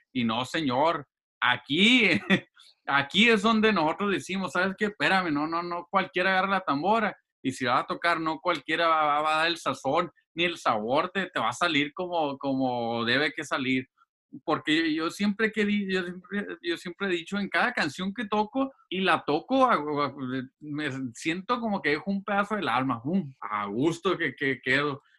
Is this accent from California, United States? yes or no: yes; Los Angeles, California, United States; also born or lived in Guasave, Sinaloa, Mexico; yo crecí aquí en Los Ángeles y, y, y, y viví varios tiempos ahí en Guasave